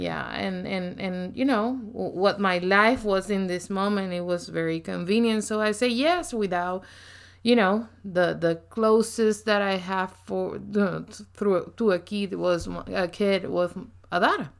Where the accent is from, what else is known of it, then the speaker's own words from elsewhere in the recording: Puerto Rico; accent: very strong accent; English is a second language; I grew up in Puerto Rico